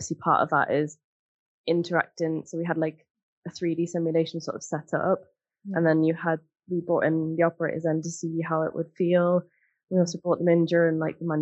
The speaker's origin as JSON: {"language": "English", "town": "Newcastle upon Tyne", "region": "North East England", "country": "United Kingdom", "tie": "born or raised there", "said": "growing up in Newcastle, like, we had, like, shipyards and stuff"}